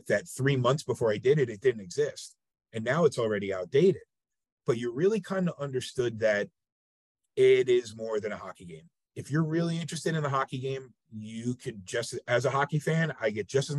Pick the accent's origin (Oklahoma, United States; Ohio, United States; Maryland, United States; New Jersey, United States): New Jersey, United States; northern; now in Savannah, United States; I grew up outside the New York City area in northern New Jersey